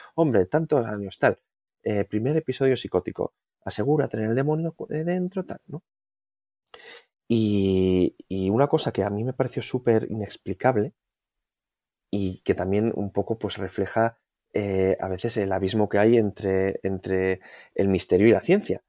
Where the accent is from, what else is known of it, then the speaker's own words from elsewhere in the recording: Vitoria-Gasteiz, Basque Country, Spain; Yo soy de, de Vitoria